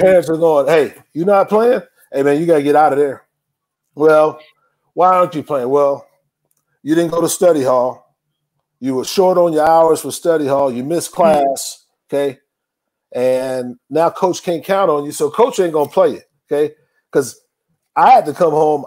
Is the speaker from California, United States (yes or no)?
no; Tucson, Arizona, United States; moved away; also born or lived in East Texas / Tyler, Texas / Houston, Texas; I grew up in Tucson, Arizona